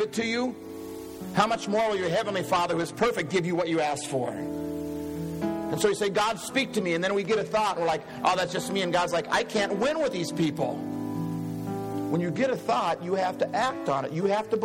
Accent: Iowa, United States; I'm from Iowa

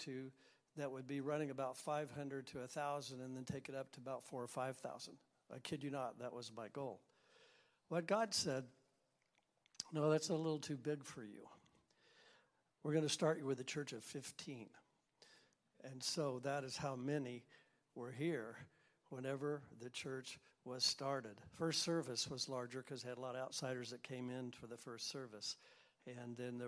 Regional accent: Missouri, United States; moved away as an adult; also born or lived in Humboldt, Kansas / Colorado; now in California, United States; I was raised in Missouri, a little town of 13,000.

